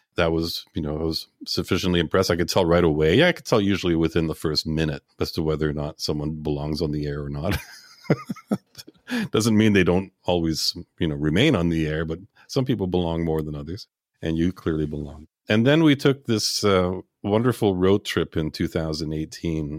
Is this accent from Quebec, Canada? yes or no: yes; Montreal, Quebec, Canada; I was born and raised in Montreal